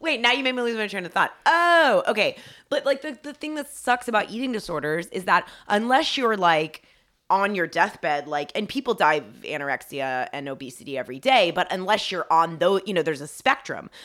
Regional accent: Dunwoody, Georgia, United States; now in California, United States; I grew up in Atlanta, and I grew up in Dun-, it, it was actually Dunwoody, Georgia, so it was, like, the suburbs.

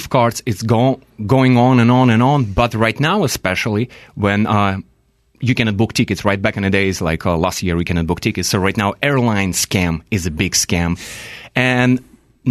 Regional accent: Belarus; also born or lived in Siberia; now in United States

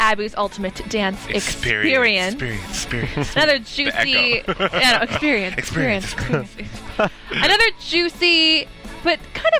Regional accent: Midwest, United States; I'm from the Midwest. Things do move a little slower in that direction

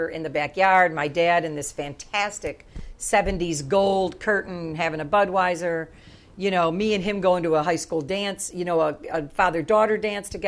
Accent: La Grange, Illinois, United States; Yeah, LaGrange.

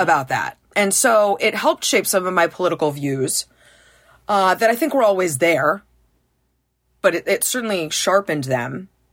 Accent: Massachusetts, United States; also born or lived in Carlsbad, California; now in Connecticut, United States; I grew up in Massachusetts

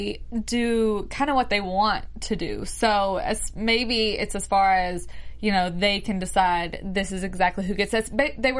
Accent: Mobile, Alabama, United States; I'm from Mobile, Alabama. We have a lot of Indian reservations around where I'm from.

